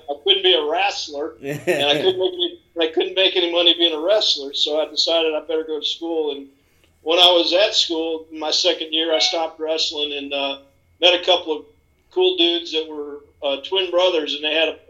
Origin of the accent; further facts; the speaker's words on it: Sioux City, Iowa, United States; moved away as an adult; now in Charlotte, United States; I grew up in Iowa.